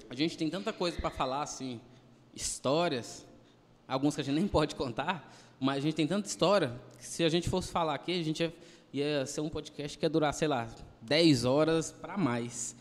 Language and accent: Portuguese; Goiânia, Goiás, Brazil; Do pé rachado que dizem